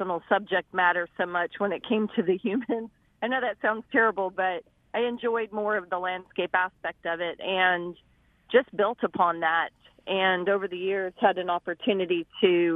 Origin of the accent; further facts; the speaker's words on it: Arizona, United States; growing up in Arizona in those really hot temperatures